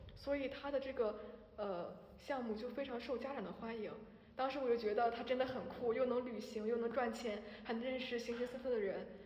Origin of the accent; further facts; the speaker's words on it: Shandong, China; 我是山东人